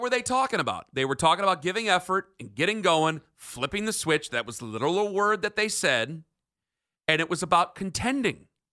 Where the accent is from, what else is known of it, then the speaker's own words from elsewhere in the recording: Canton, Ohio, United States; I grew up in Canton